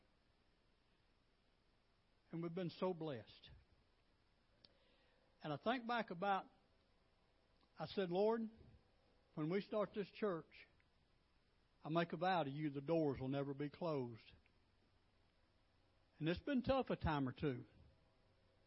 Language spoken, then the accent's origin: English; Alabama, United States; moved away as an adult; we're originally from Alabama.